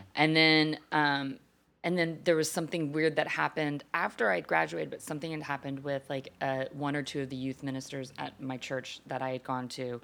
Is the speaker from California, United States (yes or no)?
no; Texas, United States; growing up in Texas, in the church